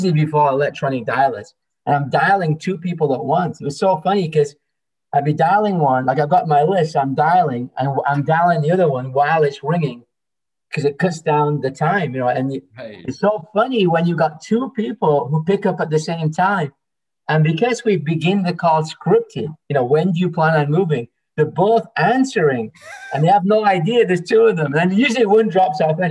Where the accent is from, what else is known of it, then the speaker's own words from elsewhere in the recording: England, United Kingdom; now in Toronto, Canada; I'm from England originally.